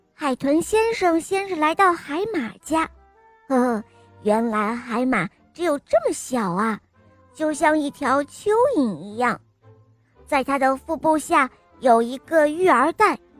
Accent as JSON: {"language": "Chinese", "region": "Shanghai", "country": "China", "said": "我今年五岁了，我来自上海"}